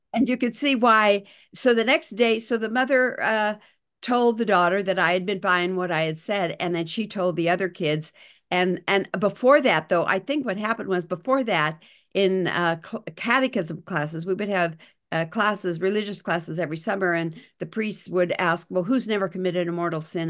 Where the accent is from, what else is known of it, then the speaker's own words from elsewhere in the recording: Ismay, Montana, United States; moved away; also born or lived in California; in Ismay. Montana, where I grew up.